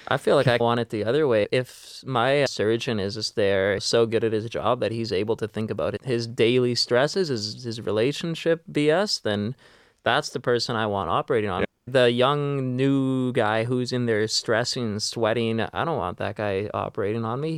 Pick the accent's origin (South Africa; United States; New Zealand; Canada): Canada; Vancouver, British Columbia; I'm born and raised in Vancouver myself